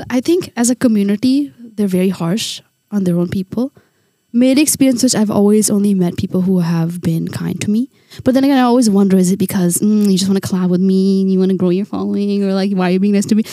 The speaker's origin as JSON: {"language": "English", "country": "India", "tie": "born or raised there", "said": "I'm born and raised in India."}